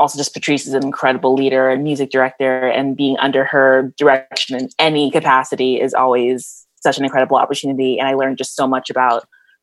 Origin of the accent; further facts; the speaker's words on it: Omaha, Nebraska, United States; also born or lived in New Jersey; I am back in my hometown of Omaha, Nebraska right now